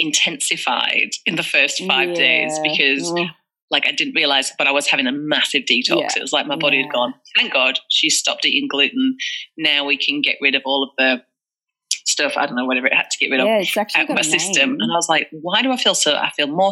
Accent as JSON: {"language": "English", "region": "England", "country": "United Kingdom", "moved": "as an adult", "lives_now": "Australia", "said": "And you can probably tell from my accent, I'm not from Australia. I'm from England."}